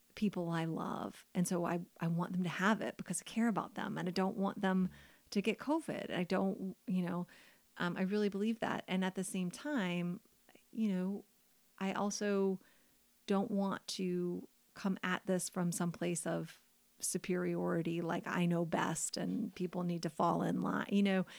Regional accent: United States; I'm an American woman

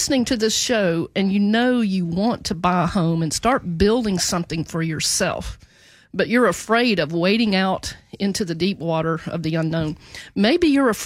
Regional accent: Jackson, Tennessee, United States; now in Memphis, United States; we did grow up in the same town, and love that small town.

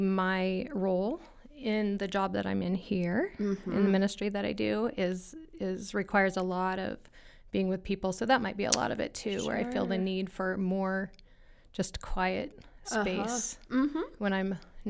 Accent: Lincoln, Nebraska, United States; I grew up in Lincoln, Nebraska.

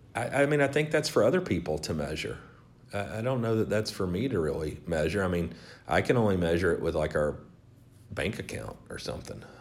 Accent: the South, United States; I grew up in the South

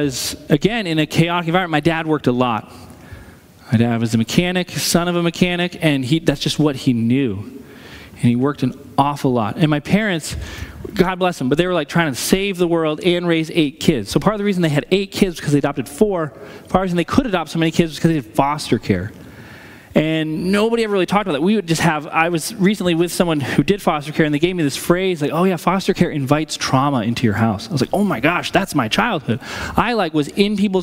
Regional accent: New Hampshire, United States; I'm from New Hampshire, which is basically a suburb of Massachusetts anyway

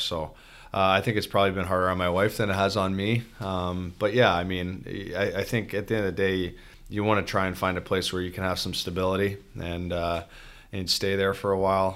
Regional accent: just outside of Toronto, Ontario, Canada; now in Detroit, United States; I grew up, um, just outside of Toronto

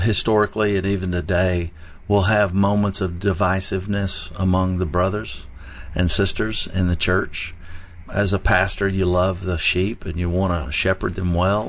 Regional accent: New Orleans, Louisiana, United States; also born or lived in Texas; now in Tennessee, United States; I was born in Texas and raised in New Orleans, Louisiana

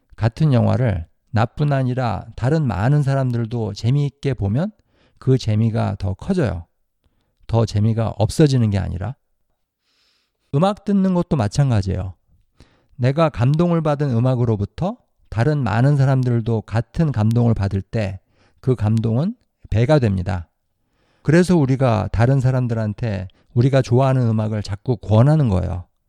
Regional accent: South Korea; moved away; 저는 한국에서 자랐으니까 한국에서 학교를 다녔어요.

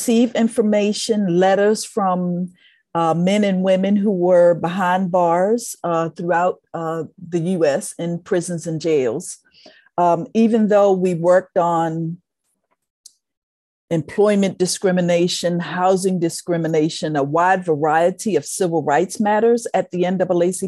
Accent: Baltimore, Maryland, United States; I am a native Baltimorean, born and raised in Baltimore

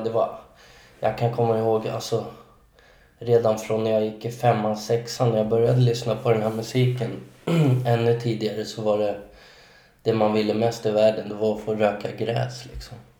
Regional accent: Solna, Stockholm County, Sweden; jag är född och uppvuxen i Solna

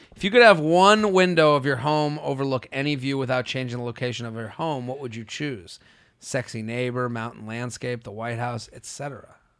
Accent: Boston, Massachusetts, United States; moved away as an adult; also born or lived in Pennsylvania; I'm from Boston

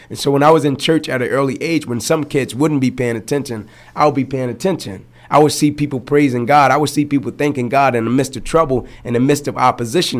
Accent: Atlanta, Georgia, United States; I grew up in Atlanta. 125 Warren Street to be exact

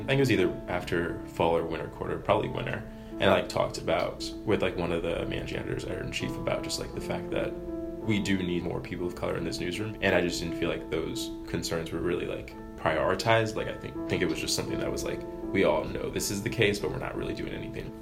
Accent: Laurel, Maryland, United States; moved away; I'm from Laurel, Maryland

